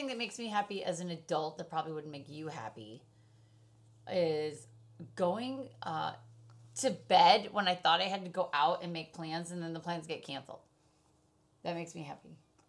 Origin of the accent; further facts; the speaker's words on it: Michigan, United States; now in California, United States; I grew up in Michigan